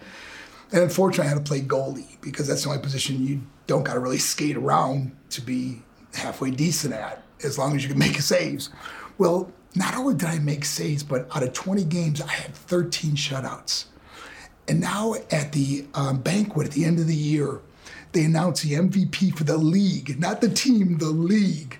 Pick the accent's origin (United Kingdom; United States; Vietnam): United States; Buffalo, New York; I was born in Buffalo, New York